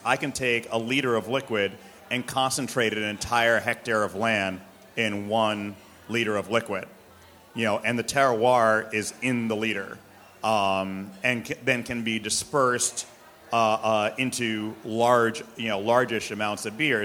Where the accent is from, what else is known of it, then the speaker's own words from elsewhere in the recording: New York City, New York, United States; I'm born and bred in New York City. I'm a New York City person.